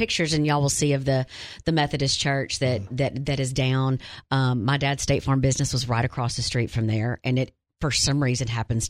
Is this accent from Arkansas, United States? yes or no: yes; Wynne, Arkansas, United States; I grew up in Wynne. My dad and his brothers graduated from Wynne High School. I've just been in Wynne for a long time. I graduated from there. I ran track on that field. I coached there.